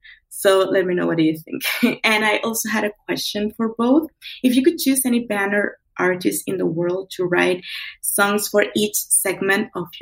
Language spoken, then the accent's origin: English; Venezuela; English is a second language; now in Chile; I'm from Venezuela, but I actually live in Chile right now.